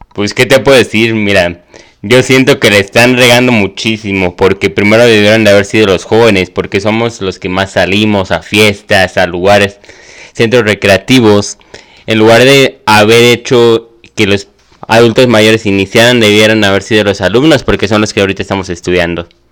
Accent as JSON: {"language": "Spanish", "country": "Mexico", "said": "somos mexicanos"}